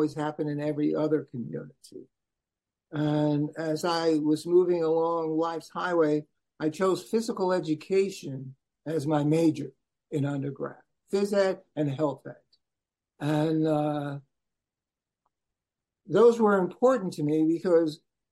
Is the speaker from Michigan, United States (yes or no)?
no; New York City, New York, United States; moved away as an adult; also born or lived in Nebraska; born and raised in Brooklyn, New York. Left there in 1969 to go to Chadron State College in northwest corner of Nebraska